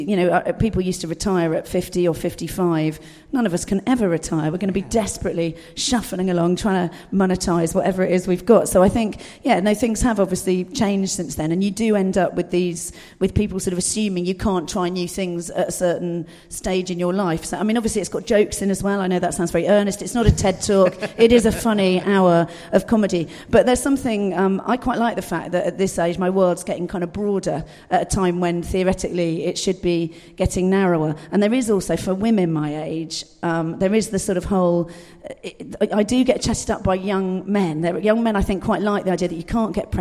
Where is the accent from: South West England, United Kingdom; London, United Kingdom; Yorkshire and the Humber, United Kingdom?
South West England, United Kingdom; Dorset; I was brought up in Dorset, rural Dorset